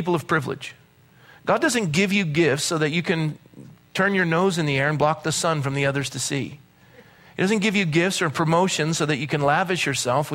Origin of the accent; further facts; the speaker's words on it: Coronado, California, United States; I was born in Coronado